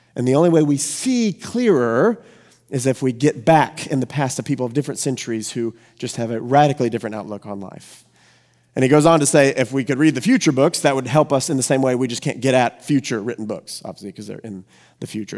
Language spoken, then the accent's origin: English; the Bible Belt, United States; I grew up here in the Bible Belt